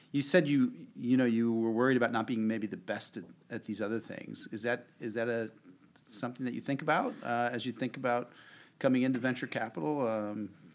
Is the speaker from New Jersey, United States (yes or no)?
yes; New Jersey, United States; I'm from New Jersey